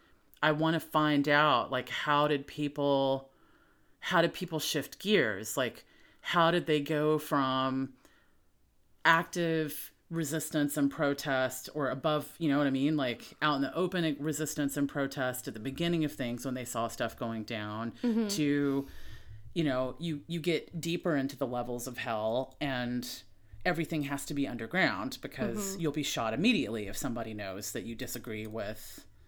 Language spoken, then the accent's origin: English; the South, United States; As being a Southerner